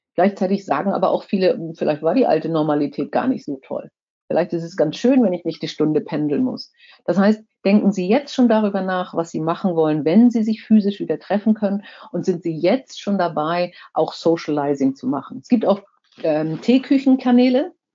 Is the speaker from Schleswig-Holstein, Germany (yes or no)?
yes; Kiel, Schleswig-Holstein, Germany; ich komme ja aus Kiel